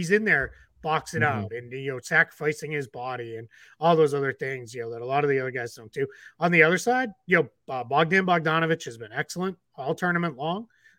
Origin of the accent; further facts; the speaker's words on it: United States; that's just me being an American